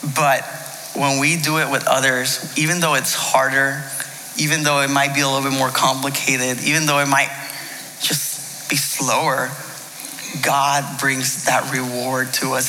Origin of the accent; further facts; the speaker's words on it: United States; I'm Mexican. My parents are from Mexico. I was born here in the States, but I still, uh, I'm Mexican American